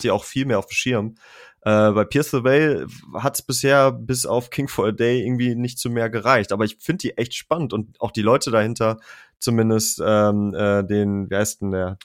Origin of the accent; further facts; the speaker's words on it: Germany; bei uns in Deutschland